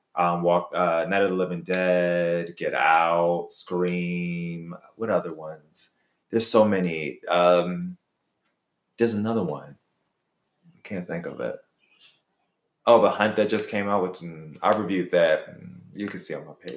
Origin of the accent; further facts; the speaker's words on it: Philadelphia, Pennsylvania, United States; when I was growing up in Philly